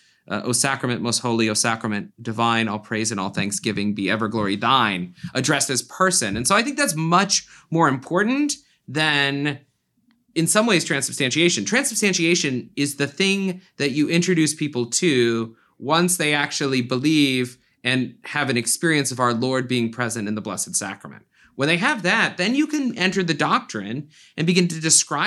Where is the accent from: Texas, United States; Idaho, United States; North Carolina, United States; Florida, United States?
Florida, United States; So I grew up in South Florida, and my grandmother began to drag me and my brother to the 7 a.m. Mass at our very old parish.